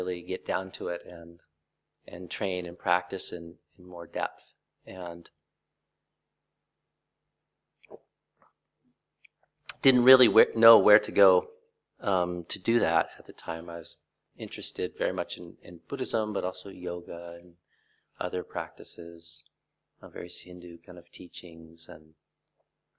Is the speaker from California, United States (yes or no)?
no; Vancouver, Washington, United States; moved away as an adult; also born or lived in Thailand; my hometown of Vancouver, Washington